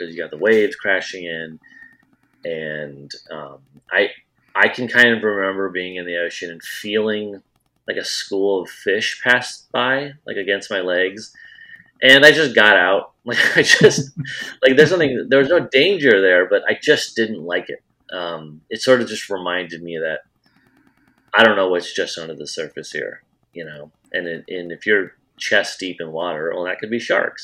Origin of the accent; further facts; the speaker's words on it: Iowa, United States; moved away as an adult; also born or lived in Wilmington, North Carolina; I grew up in Iowa.